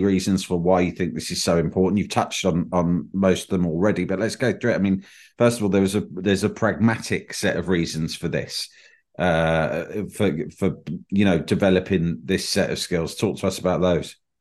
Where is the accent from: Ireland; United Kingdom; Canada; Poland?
United Kingdom; I'm, I'm British